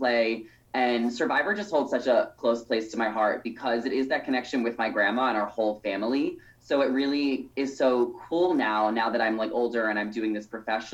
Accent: Long Island, New York, United States; moved away as an adult; also born or lived in New Jersey; now in Los Angeles, United States; I grew up in Long Island, New York

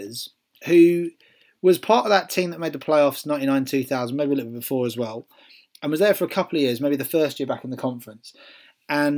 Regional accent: Wales, United Kingdom; accent: thick Welsh; with my thick accent, you can tell I'm Welsh.

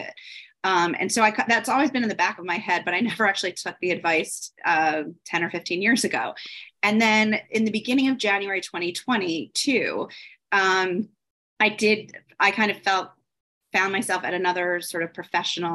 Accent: Philadelphia, Pennsylvania, United States; moved away as an adult; also born or lived in North Carolina; now in New York City, United States; I was raised in Philadelphia

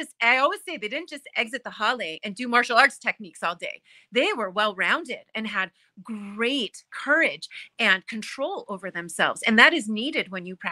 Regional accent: United States; I was born on the mainland because my father left the Aina and married a Scandinavian

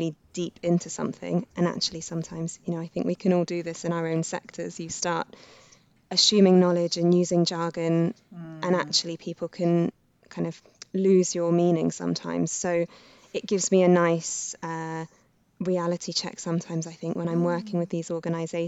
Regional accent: Reading, South East England, United Kingdom; I grew up in Reading

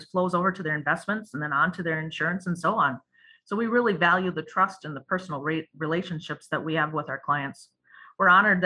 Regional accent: Cameron, Wisconsin, United States; growing up in that small town, you get to know everybody and everybody knows you

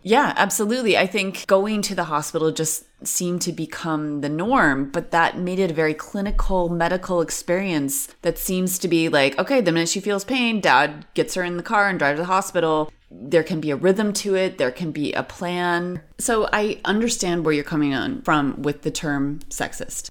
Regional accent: Western New York, United States; moved away as an adult; now in Berlin, Germany; I'm from Western New York. Fun fact about where I'm from one of the things the teenagers used to do was go scum jumping.

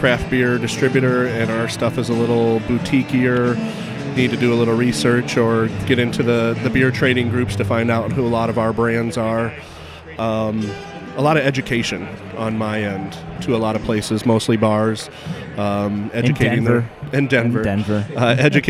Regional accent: United States; I grew up in the Quad Cities

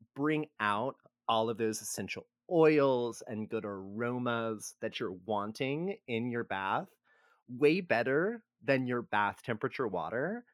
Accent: Texas, United States; growing up in Texas

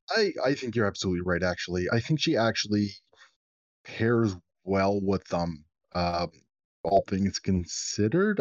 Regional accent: Canada; as a Canadian

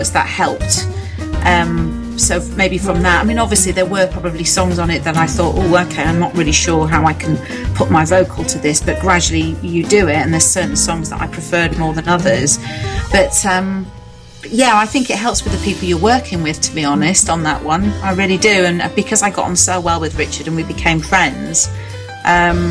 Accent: Yorkshire and the Humber, United Kingdom; accent: Yorkshire; moved away; I'm from Yorkshire

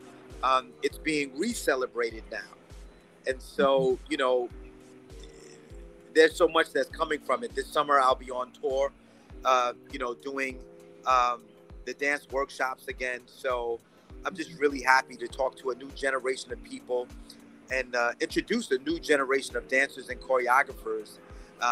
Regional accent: New York City, New York, United States; I'm born and raised in the Bronx

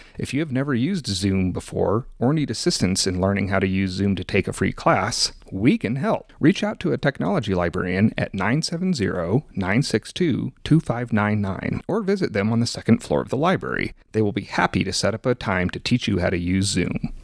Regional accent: Colorado, United States; I'm from Colorado

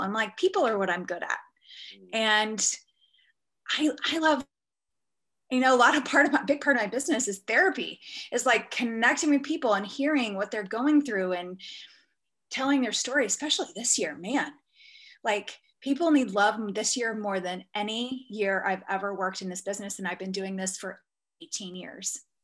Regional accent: Texas, United States; moved away; I was born in Texas

